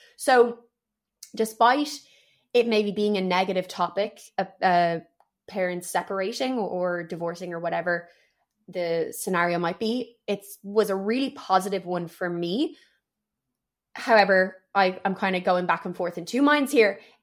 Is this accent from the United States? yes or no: no; Dublin, Leinster, Ireland; also born or lived in Paris, France; I've grown up in Dublin for most of my life